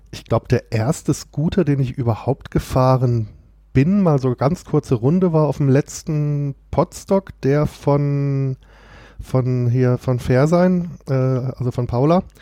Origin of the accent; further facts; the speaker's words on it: Kehl, Baden-Württemberg, Germany; Aus Kehl an der deutsch-französischen Grenze quasi. Also wer das jetzt nicht kennt, ist direkt neben Straßburg.